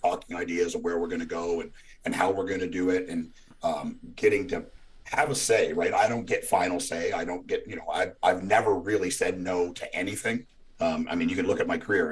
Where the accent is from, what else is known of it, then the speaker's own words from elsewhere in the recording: Canada; now in Nashville, United States; I grew up in Canada